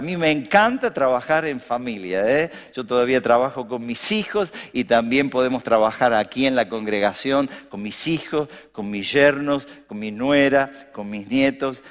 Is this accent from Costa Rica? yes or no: no; Argentina